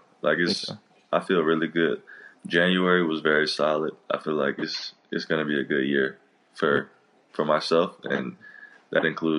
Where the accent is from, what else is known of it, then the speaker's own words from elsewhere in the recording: Norfolk, Virginia, United States; moved away as an adult; Born and raised in Norfolk, Virginia. Small suburbs.